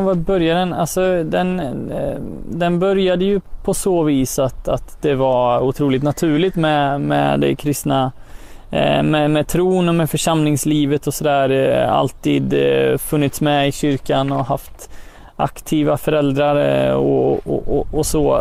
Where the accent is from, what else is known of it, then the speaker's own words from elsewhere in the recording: Götene, Västra Götaland, Sweden; now in Örebro, Sweden; härstammar från eh, Götene Plätta